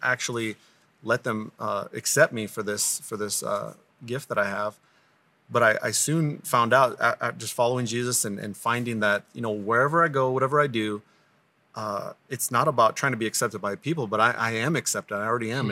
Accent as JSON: {"language": "English", "area": "Crow Indian Reservation", "region": "Montana", "country": "United States", "tie": "born or raised there", "said": "I grew up on the Crow Indian Reservation"}